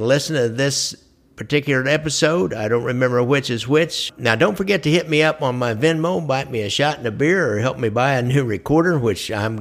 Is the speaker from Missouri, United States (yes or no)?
yes; Kansas City, Missouri, United States; I'm from Kansas City